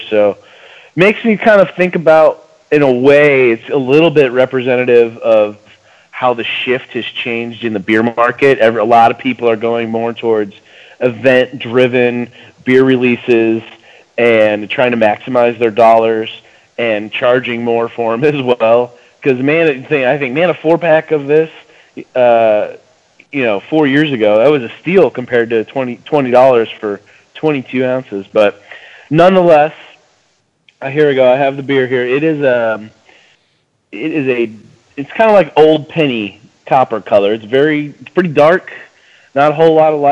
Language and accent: English; outside of Chicago, Illinois, United States; also born or lived in Ozarks, Missouri; now in Missouri, United States; I grew up outside of Chicago, and I moved down here